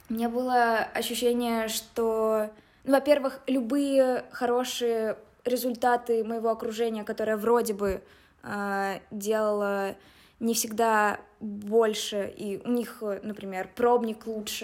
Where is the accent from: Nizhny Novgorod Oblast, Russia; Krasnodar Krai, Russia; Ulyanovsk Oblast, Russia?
Nizhny Novgorod Oblast, Russia; Nizhny Novgorod; moved away as an adult; now in Moscow, Russia; я из Нижнего Новгорода, училась вместе с Ваней в сороковом лицее